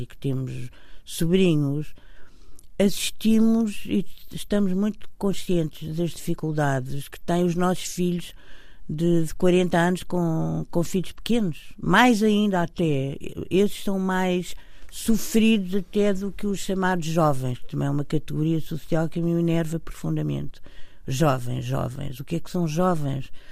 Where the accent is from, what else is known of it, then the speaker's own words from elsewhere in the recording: Portugal; somos portugueses e tivemos uma, uma educação